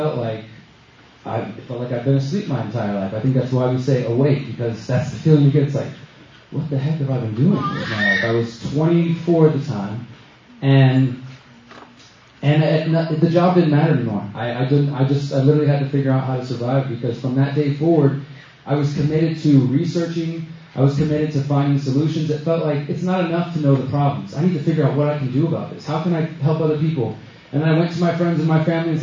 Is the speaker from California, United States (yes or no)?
no; Houston, Texas, United States; moved away as an adult; now in Mexico; I'm from Houston, Texas originally.